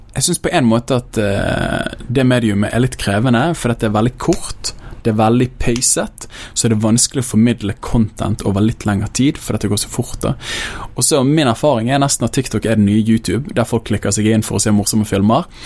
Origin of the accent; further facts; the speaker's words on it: Bergen, Vestland, Norway; jeg kommer fra Åsane bydel, veldig glad i den bydelen. Jeg vokste opp der.